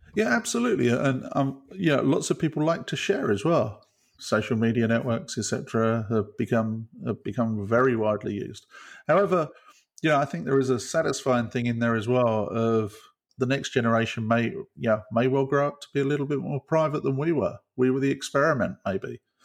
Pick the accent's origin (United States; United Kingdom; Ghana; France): United Kingdom; as a Brit